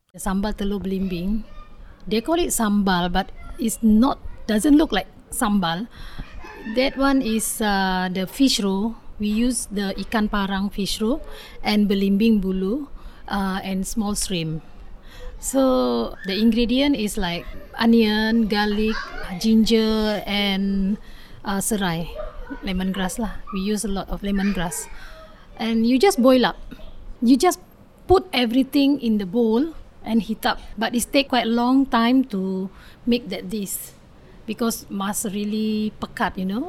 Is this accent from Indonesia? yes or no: yes; Indonesia; first language Indonesian; English is a second language; moved away; I also cannot speak Tamil. My mother tongue is Bahasa Indonesia